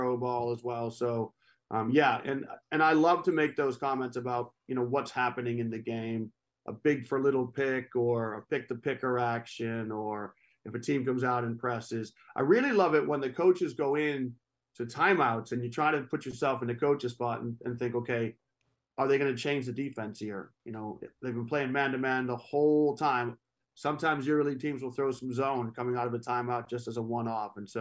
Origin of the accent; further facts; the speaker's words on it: New Hampshire, United States; I grew up in New Hampshire, small city, just north of Boston